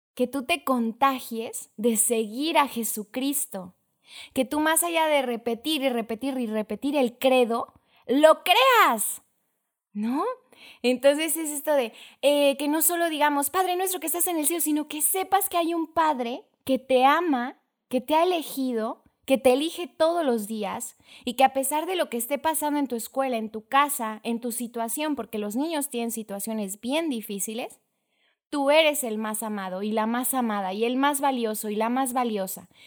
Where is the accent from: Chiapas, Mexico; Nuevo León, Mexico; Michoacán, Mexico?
Chiapas, Mexico; Tuxtla Gutiérrez; soy de Tuxtla Gutiérrez, Chiapas